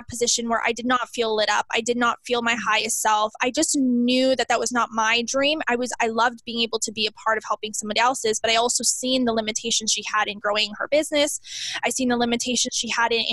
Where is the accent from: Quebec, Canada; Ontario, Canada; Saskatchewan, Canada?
Saskatchewan, Canada; Southern; I'm from Southern Saskatchewan, Canada.